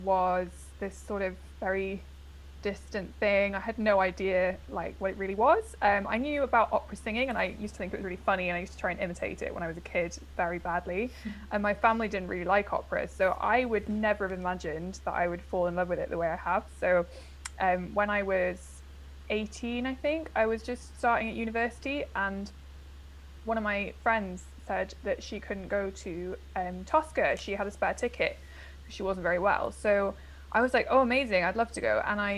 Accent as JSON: {"language": "English", "region": "North East England", "country": "United Kingdom", "said": "And I'm originally from the Northeast, but as I've just discussed with Ashley, who is from the Northeast, I have lost my accent, which is a great tragedy."}